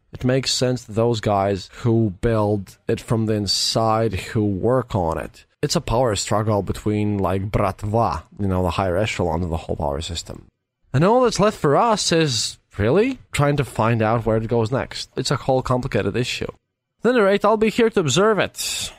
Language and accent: English; Latvia; I'm from Latvia